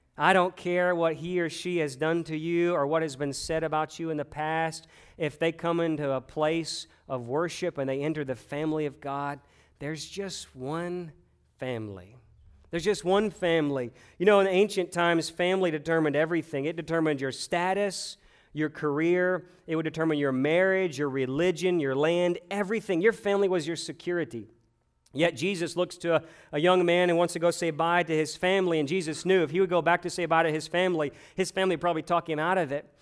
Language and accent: English; United States; also born or lived in Louisiana; I am Christian first and American second